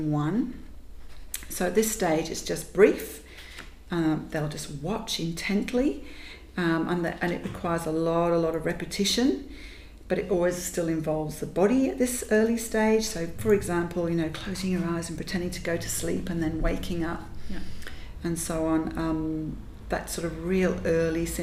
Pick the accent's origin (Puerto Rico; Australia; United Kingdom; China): United Kingdom; Yorkshire and the Humber; Growing up in Yorkshire, where there really wasn't much else